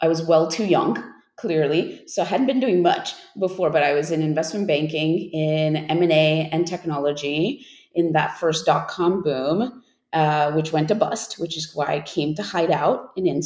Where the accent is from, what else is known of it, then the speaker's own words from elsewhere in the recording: United States; moved away as an adult; I'm American